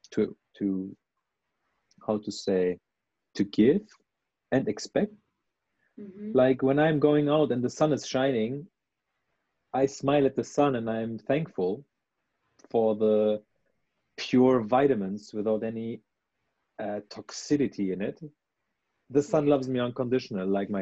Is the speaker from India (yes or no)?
no; Germany; my roots are in Iran, but I grew up in Germany